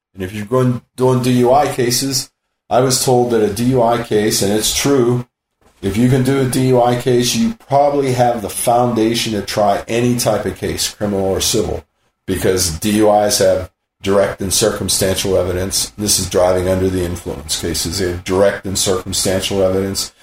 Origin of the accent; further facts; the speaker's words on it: Western Pennsylvania, United States; now in San Luis Obispo, United States; growing up in Western Pennsylvania, my dad's bar